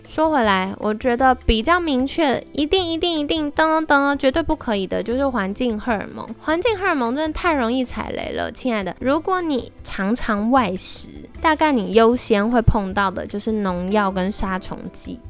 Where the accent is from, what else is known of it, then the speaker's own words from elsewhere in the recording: Taiwan; 我们台湾人